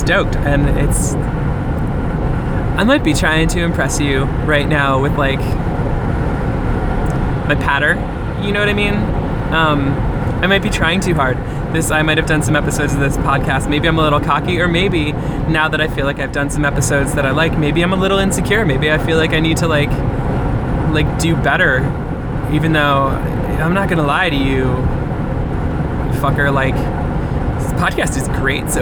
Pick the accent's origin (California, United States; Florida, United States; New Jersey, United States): New Jersey, United States; I'm from New Jersey